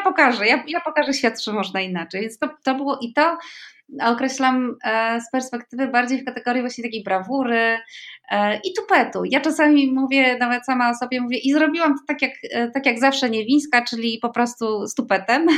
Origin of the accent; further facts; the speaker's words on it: Poland; moved away as an adult; also born or lived in Andalusia; ja się urodziłam w Polsce